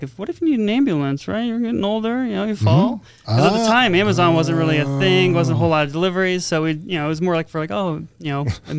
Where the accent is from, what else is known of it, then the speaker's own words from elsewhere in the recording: San Diego, California, United States; moved away as an adult; also born or lived in Santa Barbara; now in Las Vegas, United States; I'm originally from San Diego. I went to school in Santa Barbara